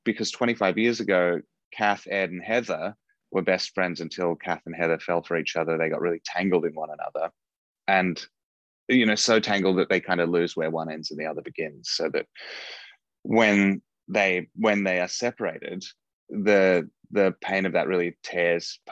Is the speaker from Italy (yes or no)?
no; Wagga Wagga, New South Wales, Australia; moved away as an adult; also born or lived in Melbourne, Australia; now in United States; I grew up in Australia in a small town called Wagga Wagga.